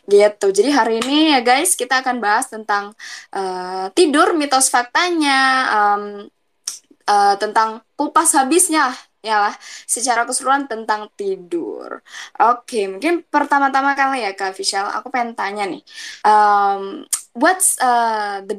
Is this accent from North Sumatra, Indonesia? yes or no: no; East Java, Indonesia; Dari Jawa Timur sih, bukan Jawa Tengah ya, oh. tapi bisa lah bahasa Jawa